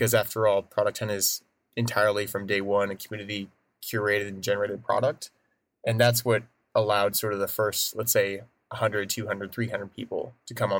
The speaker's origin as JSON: {"language": "English", "region": "Oregon", "country": "United States", "tie": "born or raised there", "also_born_or_lived": "Portland", "moved": "as an adult", "lives_now": "San Francisco, United States", "said": "I grew up in Oregon"}